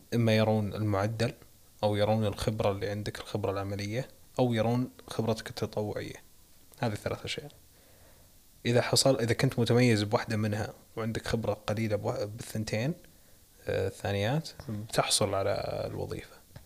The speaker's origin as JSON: {"language": "Arabic", "country": "Saudi Arabia", "said": "عندنا بالسعوديه"}